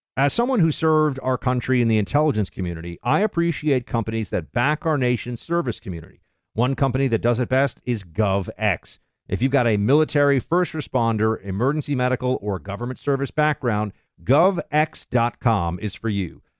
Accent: United States; as an American

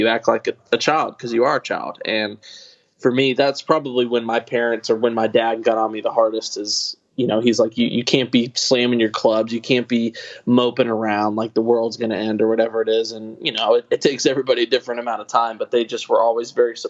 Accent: Kentucky, United States; growing up in Kentucky

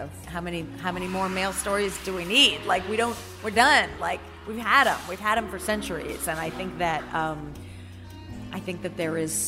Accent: United States; also born or lived in New York; I'm an American comedy artist

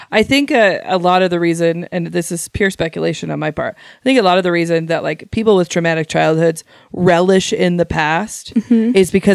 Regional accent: Shelley, Idaho, United States; I'm from Shelley originally

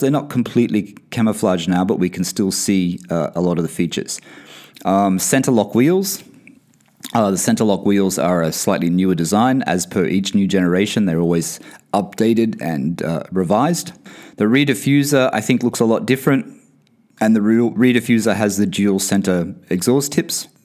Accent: Australia; moved away; also born or lived in Bahrain; I come from Australia

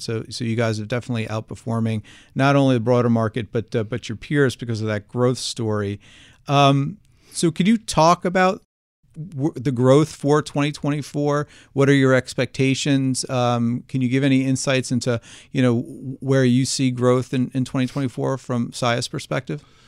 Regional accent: New Jersey, United States; accent: Jersey; my Jersey accent

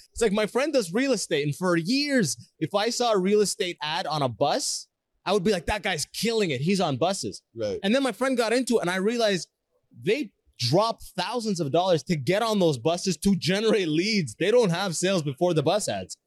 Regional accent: Canada; also born or lived in Sudan / Toronto, Canada; I moved to Canada when I was six

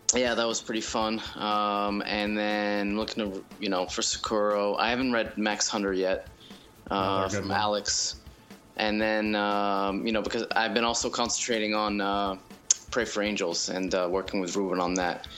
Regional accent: France; moved away; I was born and raised in France.

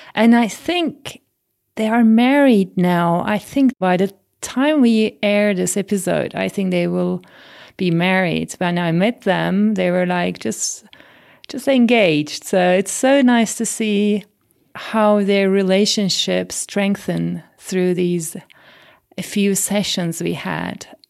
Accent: Turkey; growing up in Turkey and swimming before I could walk

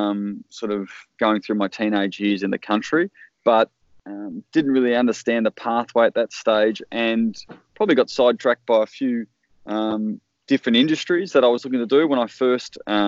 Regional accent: Darlington, Victoria, Australia; also born or lived in Melbourne; I grew up in the Western District of Victoria on a farm near a town called Darlington.

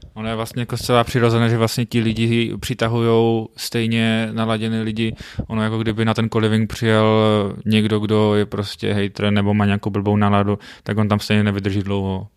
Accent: Frýdek-Místek, Moravian-Silesian Region, Czechia; pocházím z Fritku místku

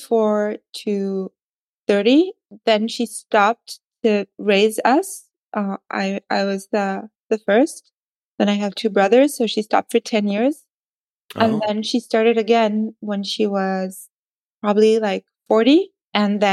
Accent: Paris, Île-de-France, France; I was born in Paris and I grew up in Paris

